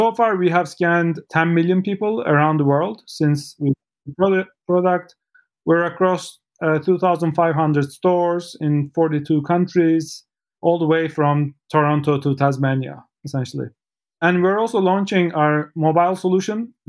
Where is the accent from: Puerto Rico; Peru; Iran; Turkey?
Turkey; Istanbul; moved away; I'm from Istanbul, Turkey